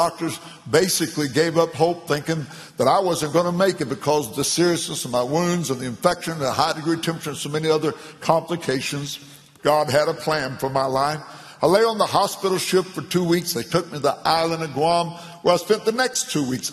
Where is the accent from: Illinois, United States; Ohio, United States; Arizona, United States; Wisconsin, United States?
Illinois, United States; McLeansboro; my hometown, McLeansboro, Illinois